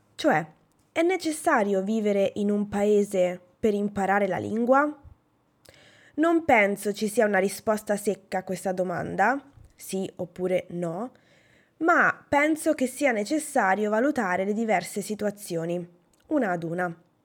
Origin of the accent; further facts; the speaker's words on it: Italy; also born or lived in Norway; ho sempre studiato l'inglese nel mio paese, cioè in Italia